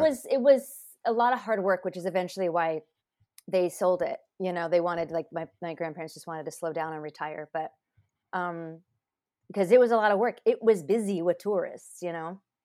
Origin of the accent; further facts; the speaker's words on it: Anaheim, California, United States; my parents grew up there, but I grew up in Anaheim Hills